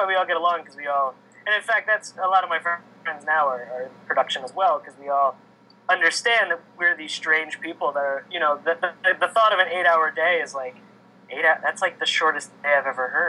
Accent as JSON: {"language": "English", "town": "Kent Island", "region": "Maryland", "country": "United States", "tie": "born or raised there", "said": "I'm originally from the Eastern Shore of Maryland."}